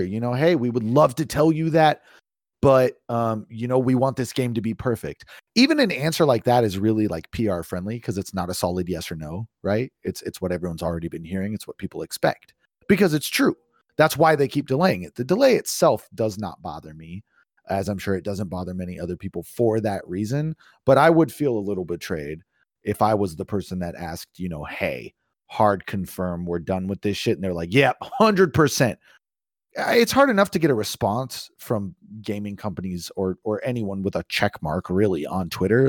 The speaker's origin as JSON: {"language": "English", "area": "East Bay", "region": "California", "country": "United States", "tie": "born or raised there", "moved": "yes", "said": "when I lived in California, I was the the city I grew up in was traffic permitting 30 to 45 minutes to San Francisco"}